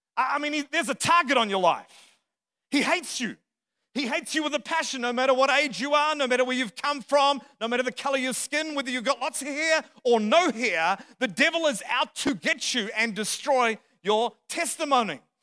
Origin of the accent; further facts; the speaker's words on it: Australia; moved away as an adult; also born or lived in Dallas; I'm not from around here, my accent, I'm a true southerner, right? from the other side of the planet, the southern hemisphere